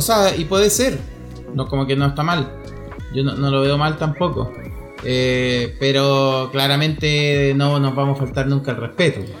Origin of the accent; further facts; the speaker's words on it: Chile; somos chilenos